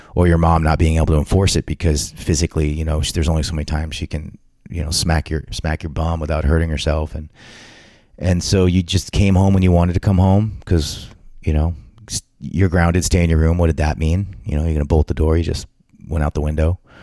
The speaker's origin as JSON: {"language": "English", "region": "Southern California", "country": "United States", "tie": "born or raised there", "also_born_or_lived": "West Covina, California", "said": "growing up in Southern California as a kid."}